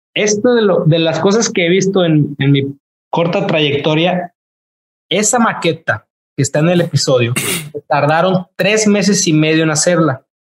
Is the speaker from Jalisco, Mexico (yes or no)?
no; Tampico, Tamaulipas, Mexico; moved away as an adult; now in Los Angeles, United States; soy mexicano